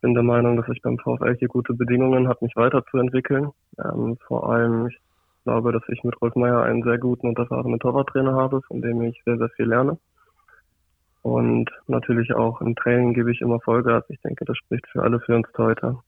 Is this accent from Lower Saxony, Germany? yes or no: yes; Osnabrück, Lower Saxony, Germany; ich komme ja hier aus Osnabrück